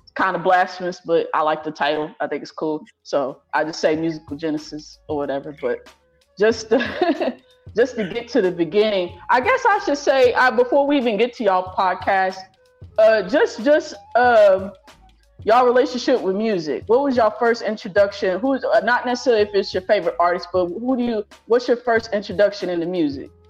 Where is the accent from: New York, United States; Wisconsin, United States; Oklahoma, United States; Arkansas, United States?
Oklahoma, United States; I'm from Oklahoma